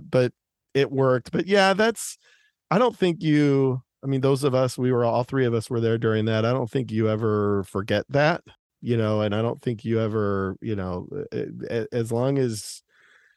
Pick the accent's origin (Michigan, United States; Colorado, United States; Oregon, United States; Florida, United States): Michigan, United States; Detroit; growing up in Detroit